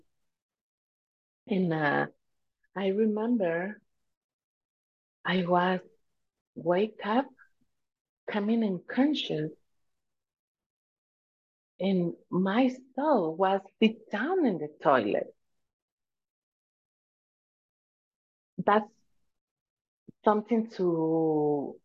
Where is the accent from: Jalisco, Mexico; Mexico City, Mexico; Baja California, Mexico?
Baja California, Mexico; Tijuana; first language Spanish; English is a second language; I was born in a Mexican family. I was born in Tijuana, Mexico. In also is California, but Baja California.